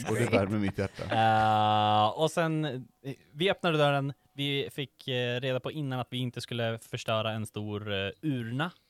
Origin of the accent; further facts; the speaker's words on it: Mjölby, Östergötland, Sweden; jag kommer från Mjölby